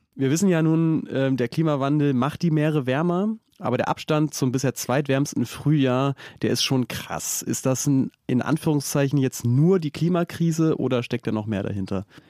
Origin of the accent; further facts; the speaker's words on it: Oldenburg, Lower Saxony, Germany; ich komme aus Oldenburg und ich weiß, da regnet es sehr viel